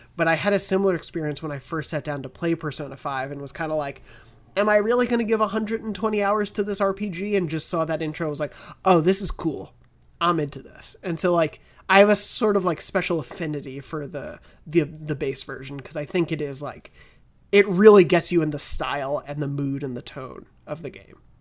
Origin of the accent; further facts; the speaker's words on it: Long Island, New York, United States; I'm from Long Island